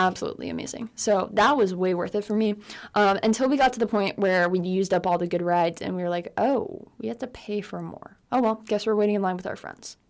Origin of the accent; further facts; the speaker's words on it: West Coast of Florida, United States; moved away as an adult; now in California, United States; I'm actually from the West Coast of Florida. and I've lived there for eighteen years, but I did live on the east coast of Florida for six years.